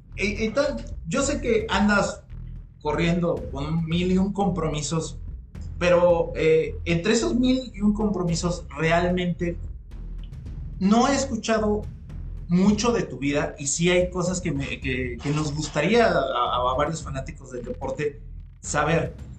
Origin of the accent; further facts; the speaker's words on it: Mexico; los mexicanos somos muy criticones